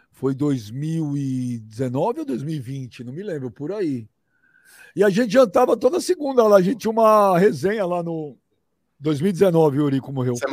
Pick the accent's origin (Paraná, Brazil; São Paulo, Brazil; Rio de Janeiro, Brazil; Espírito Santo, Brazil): São Paulo, Brazil; born there; Trabalhei, trabalhei pra caceta, amigo. Nasci no Jabaquara, ralei.